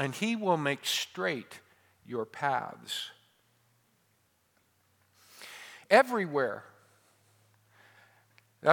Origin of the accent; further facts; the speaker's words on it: Modesto, California, United States; my hometown of Modesto, or my home state of California